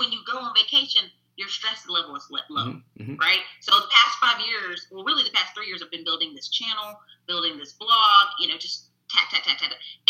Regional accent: North Carolina, United States; now in Texas, United States; I was from North Carolina

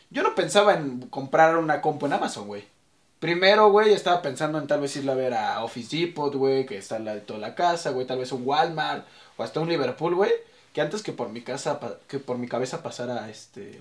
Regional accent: Mexico City, Mexico; soy orgullosamente mexicano

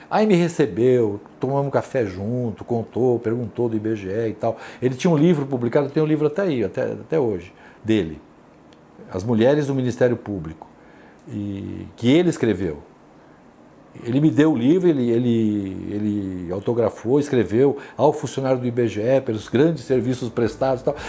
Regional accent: São Paulo, Brazil; Eu sou paulistano da Gema, nasci num dos bairros mais antigos de São Paulo, que é a freguesia do Ó.

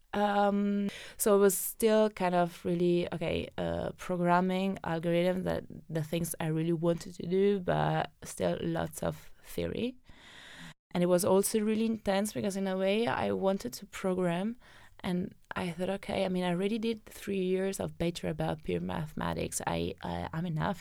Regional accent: Benevento, Campania, Italy; moved away as an adult; also born or lived in Naples / Rome; I come from a valley where there's always fog

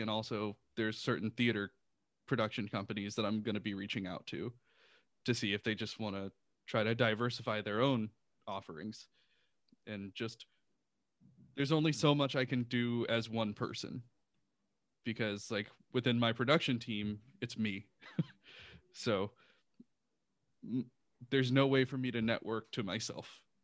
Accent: Houston, Texas, United States; moved away; I'm originally from Houston, Texas. Uh, so I lived in Houston

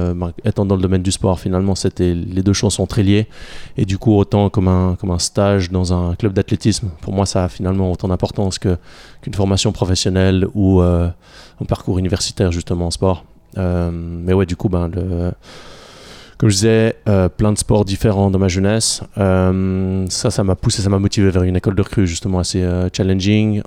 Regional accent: Bavois, Vaud, Switzerland; also born or lived in Yverdon; j'ai grandi juste à côté, j'ai grandi à Bavois

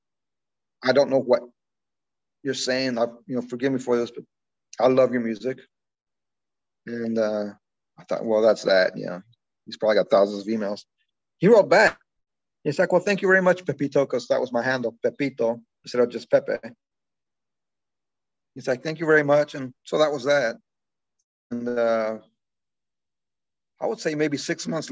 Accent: Alpine, Texas, United States; now in Lincoln, United States; I'm from Alpine, Texas. It's about 80 miles from the border

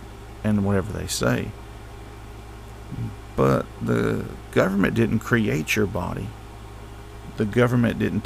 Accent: United States; As an American

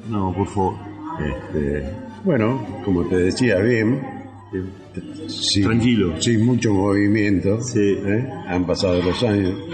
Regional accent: Rosario, Santa Fe, Argentina; born or raised there

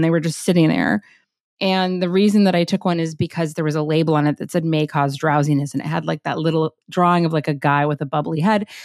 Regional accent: Los Angeles, California, United States; I was born in Los Angeles, grew up there

